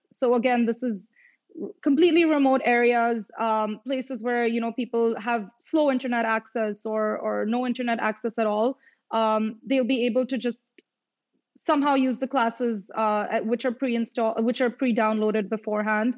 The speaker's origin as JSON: {"language": "English", "country": "India", "moved": "yes", "said": "I am from India"}